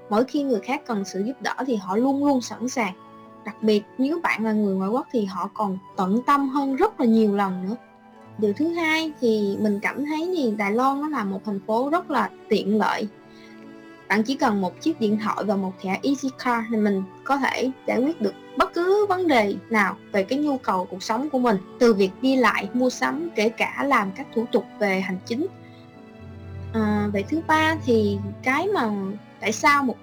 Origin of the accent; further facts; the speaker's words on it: Can Tho, Vietnam; now in Taiwan; mình đến từ Cần Thơ, vùng đất Tây Đô, phù sa, màu mỡ của đồng bằng sông Cửu Long.